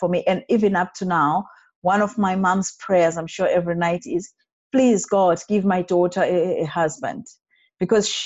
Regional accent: Zimbabwe; moved away as an adult; also born or lived in Montreal, Canada / Alberta, Canada; now in Canada; born and bred in Zimbabwe, that is in Africa

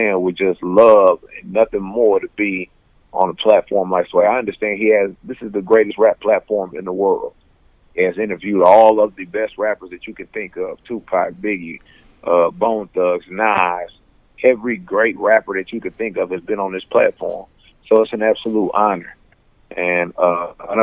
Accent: Houston, Texas, United States; I'm from the southwest side of Houston, Texas. I'm from Forum Park

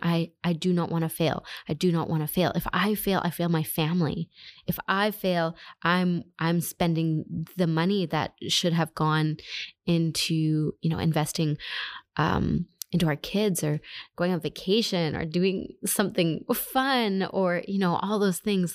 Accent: Canada; moved away as an adult; also born or lived in Germany / Ukraine; I'm originally Canadian

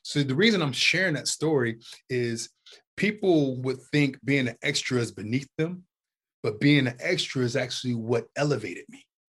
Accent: Youngstown, Ohio, United States; I'm from Youngstown, Ohio.

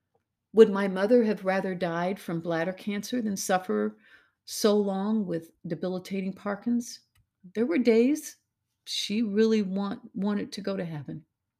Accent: Missouri, United States; I'm from Missouri, after all. That's the show me state, ladies.

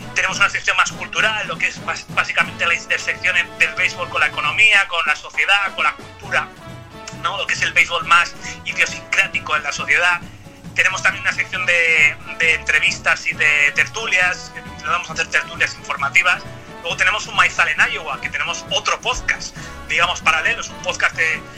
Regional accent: Spain

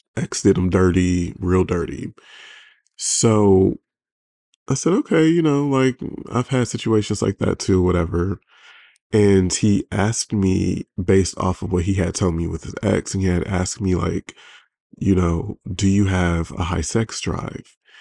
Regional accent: Detroit, Michigan, United States; now in Los Angeles, United States; I'm from Detroit, but I live

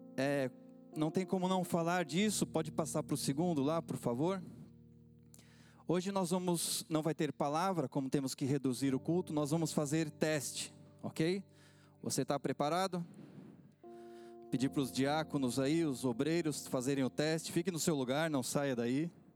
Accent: Brazil; accent: Brazilian; now in Portugal; eu sou brasileiro, dá para perceber pelo sotaque

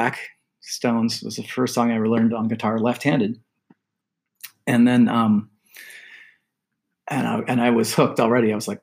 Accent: Del Mar, California, United States; I grew up in Del Mar

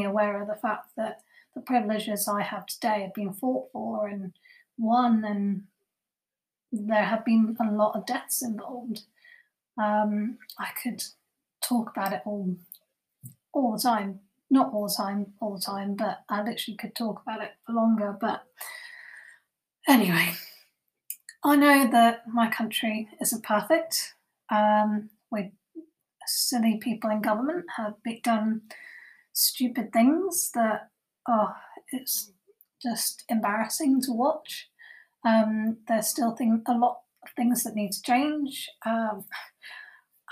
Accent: England, United Kingdom; I was born in Britain, in England

